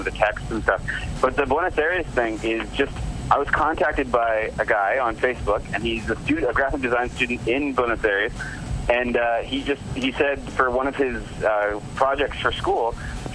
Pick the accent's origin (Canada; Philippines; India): Canada; I'm Canadian